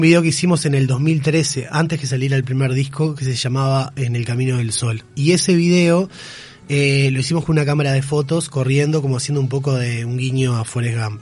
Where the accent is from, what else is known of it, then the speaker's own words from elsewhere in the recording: Aguas Dulces, Rocha, Uruguay; Yo de hecho soy de Aguas Dulces